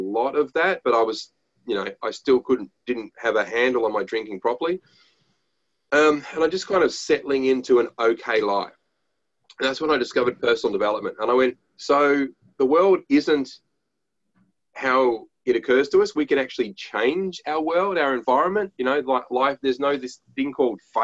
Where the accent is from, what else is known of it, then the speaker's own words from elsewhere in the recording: Australia; We're Aussie blokes, we're dads and we're entrepreneurs